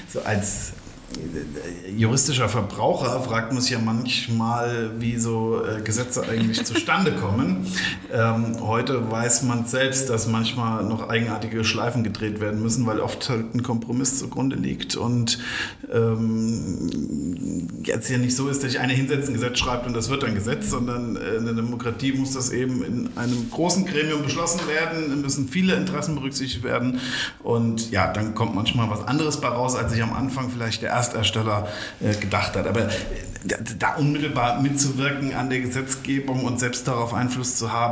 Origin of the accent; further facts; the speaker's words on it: Hesse, Germany; also wir Rheingauer sind ja, also wir gebürtigen Rheingauer sind